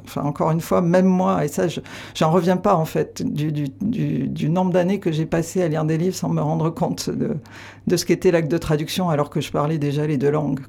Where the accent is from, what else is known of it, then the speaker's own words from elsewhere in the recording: Aveyron, Occitania, France; now in Landes, France; j'ai grandi à Navéron mais je, me sens plus euh, landaise depuis toujours qu'avéronaise